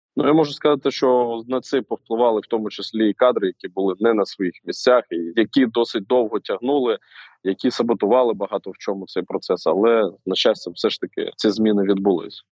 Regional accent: Rubizhne, Luhansk Oblast, Ukraine; moved away; своє рідне місто, місто Рубіжне Луганської області

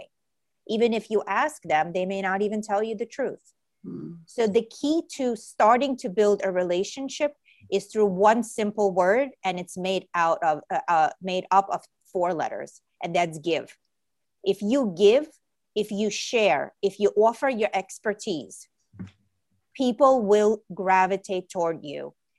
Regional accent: New York City, New York, United States; also born or lived in Ukraine; I came to New York City. I grew up in New York City when I was 7 years old. And my family is an immigrant family, and we emigrated from Ukraine.

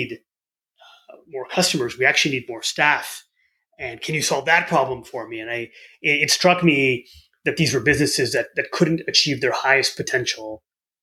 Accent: Southeast Michigan, United States; I grew up in Southeast Michigan. My parents had immigrated here from India

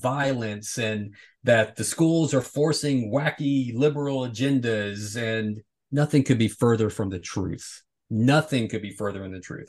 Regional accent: the South, United States; growing up in the South

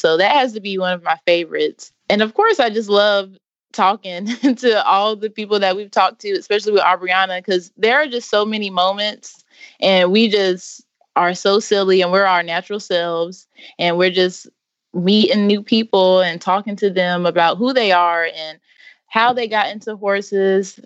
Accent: Wendell, North Carolina, United States; I'm from Wendell, North Carolina.

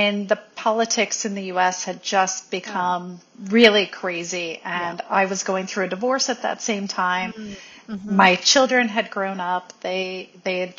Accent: St. Louis, Missouri, United States; moved away as an adult; also born or lived in Shanghai, China / Barcelona, Spain; now in Sicily, Italy; I'm originally from St. Louis, but I left the Midwest of the United States about 7 years ago, and I first moved to Shanghai, China

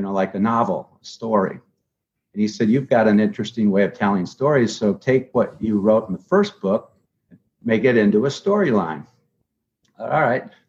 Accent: Grand Rapids, Michigan, United States; moved away as an adult; now in Palm Beach, United States; I grew up in Grand Rapids

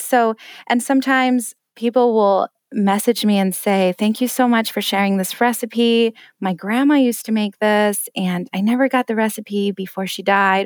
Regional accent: Denver, Colorado, United States; also born or lived in Detroit suburbs, Michigan; now in Detroit, United States; I'm originally from Denver, but I'm in the suburbs of Detroit now.

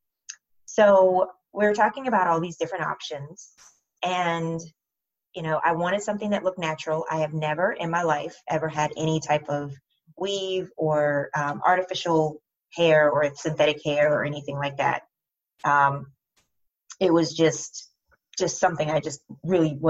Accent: United States; I'm African American

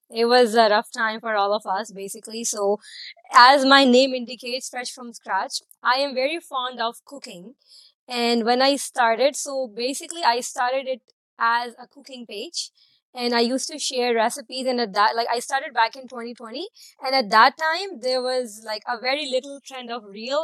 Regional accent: Karachi, Sindh, Pakistan; moved away as an adult; now in Toronto, Canada; I'm from Pakistan. I'm from Karachi.

